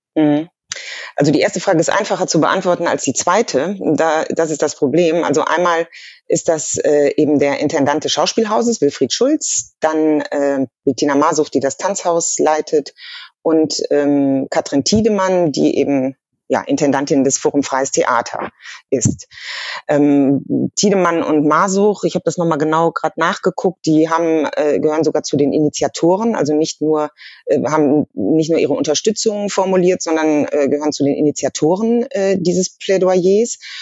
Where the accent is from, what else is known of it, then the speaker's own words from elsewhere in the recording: Germany; als, als Deutsche